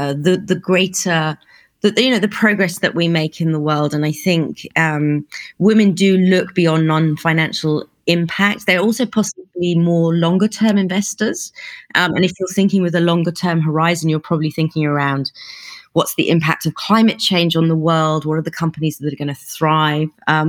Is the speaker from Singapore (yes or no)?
no; United Kingdom; accent: plummy British; moved away as an adult; also born or lived in New York / Beijing / Hong Kong; now in Middle East; I've lived and worked all over the world, so you can probably tell from my plummy British accent that I'm from the UK. But I left a long time ago.